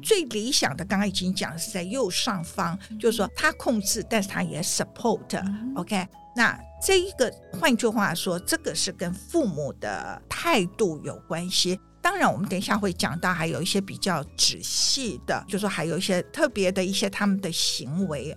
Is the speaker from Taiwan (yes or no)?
yes; Taiwan; now in New York, United States; 我们台湾人很含蓄